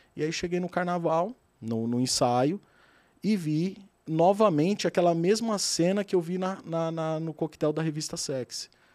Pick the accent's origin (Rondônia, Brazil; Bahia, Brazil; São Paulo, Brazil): São Paulo, Brazil; Adamantina; moved away as an adult; now in São Paulo, Brazil; eu sou do interior de São Paulo, uma cidade pequena, Adamantina, relativamente pequena, e eu sempre trabalhei